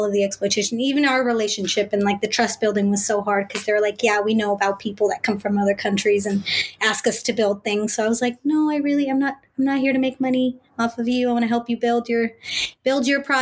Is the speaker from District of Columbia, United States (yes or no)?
no; Bay Area, California, United States; I'm first gen, born and raised in the Bay Area.